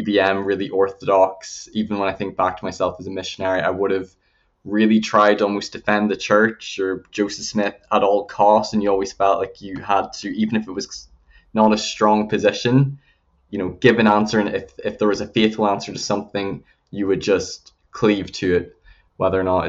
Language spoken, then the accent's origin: English; Northern Ireland, United Kingdom; accent: Northern Irish; also born or lived in Belfast / England / Alberta, Canada; I was born in Belfast. So I spent part of my childhood in England, but most of my teenage years in Northern Ireland